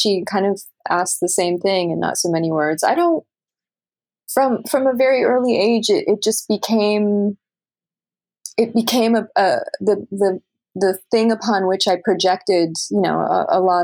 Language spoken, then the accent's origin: English; Canada; moved away; as a Canadian